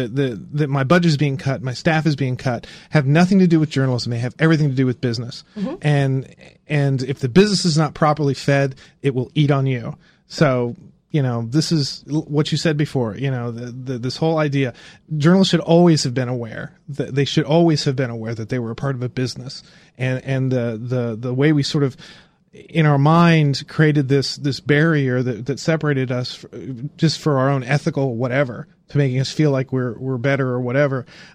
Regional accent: Indiana, United States; I grew up in Indiana

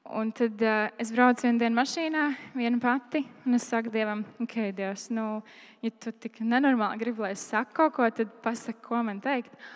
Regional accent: Liepāja, Kurzeme, Latvia; es uzaugu Liepājā

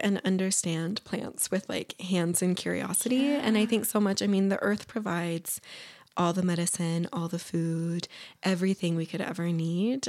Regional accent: Ogden, Utah, United States; I grew up in Ogden

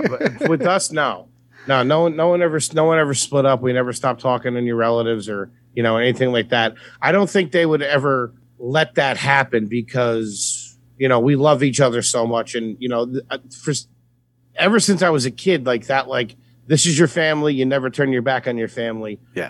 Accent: Philadelphia, Pennsylvania, United States; we grew up similar backgrounds, you know, like really close together in the suburbs of Philly

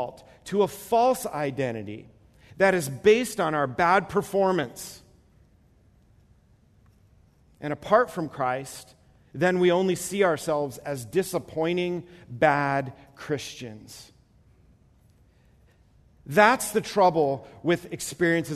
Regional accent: New York, United States; moved away; I'm from the East Coast, and so PE in New York is gym class.

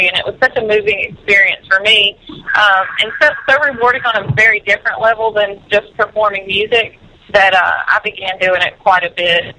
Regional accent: Monroeville, Alabama, United States; now in Nashville, United States; my hometown

